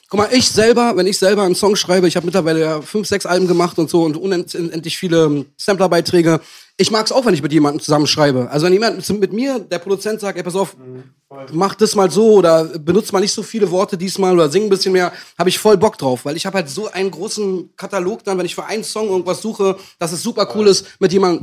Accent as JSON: {"language": "German", "region": "Berlin", "country": "Germany", "tie": "born or raised there", "said": "für mich als Ost, richtiger Ost, ich komme aus dem nördlichsten Punkt von ganz Berlin, ich komme aus Buch"}